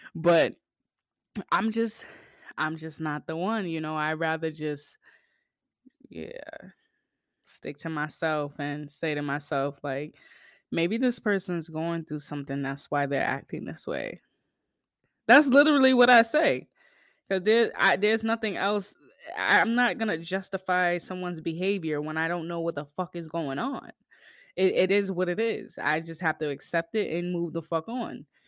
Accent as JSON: {"language": "English", "town": "Boston", "region": "Massachusetts", "country": "United States", "tie": "born or raised there", "said": "my hometown, Bean Town"}